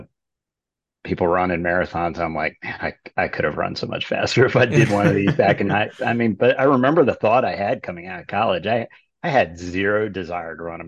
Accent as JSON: {"language": "English", "region": "Chesapeake Bay area", "country": "United States", "tie": "born or raised there", "said": "I grew up sailboat racing in the Chesapeake Bay area"}